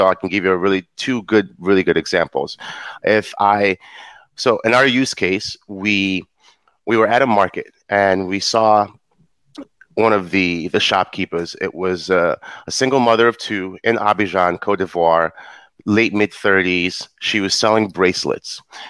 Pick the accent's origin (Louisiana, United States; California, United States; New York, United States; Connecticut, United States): New York, United States; being of African descent, I'm a Nigerian from New York